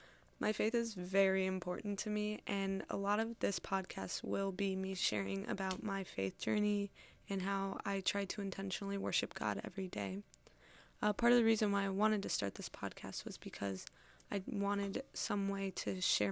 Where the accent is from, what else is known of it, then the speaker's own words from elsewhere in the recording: Wisconsin, United States; I'm like originally from Wisconsin, but like I've kind of lived all over. I've lived in 6 states.